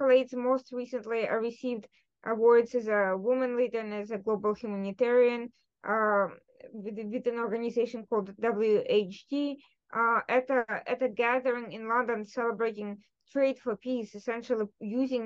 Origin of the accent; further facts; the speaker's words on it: Ukraine; first language Russian; English is a second language; moved away; I'm from Ukraine myself. Originally, I'm affluent. I'm a native Russian speaker